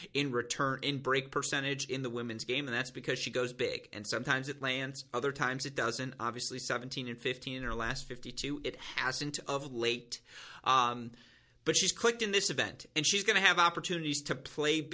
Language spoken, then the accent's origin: English; United States; we're both from the United States